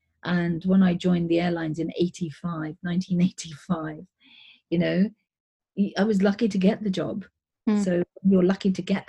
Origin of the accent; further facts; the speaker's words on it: India; I mean, I'm Indian, so Indians are really into business.